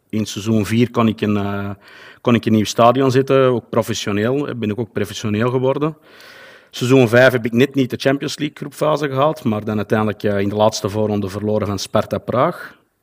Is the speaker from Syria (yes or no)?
no; Antwerp, Flanders, Belgium; ik kom uit België, zoals je wellicht wel zal kunnen horen. Wel, wel bepaald uit, eh, Antwerpen